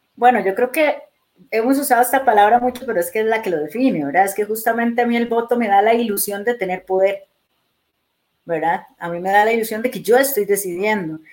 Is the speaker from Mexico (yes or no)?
no; Costa Rica; Yo soy orgullosa, tica